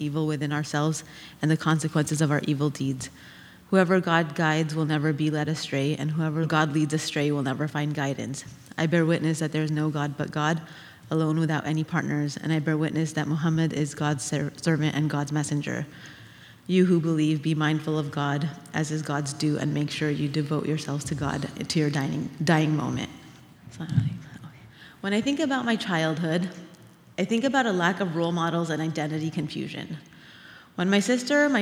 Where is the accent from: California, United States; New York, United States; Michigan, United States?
California, United States; Orange County; growing up in Orange County as the only Muslim student